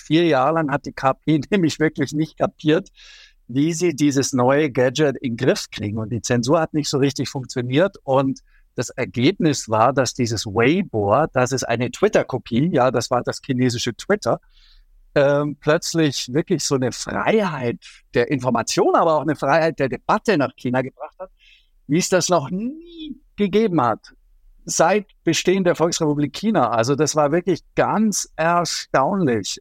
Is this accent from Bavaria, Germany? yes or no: yes; Allgäu, near Neuschwanstein Castle, Bavaria, Germany; Ich komme aus dem Allgäu, aus der Nähe von Schloss Neuschwanstein.